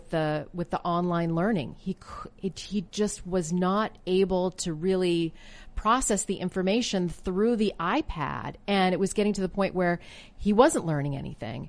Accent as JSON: {"language": "English", "country": "Canada", "tie": "born or raised there", "moved": "as an adult", "lives_now": "United States", "said": "grew up in Canada"}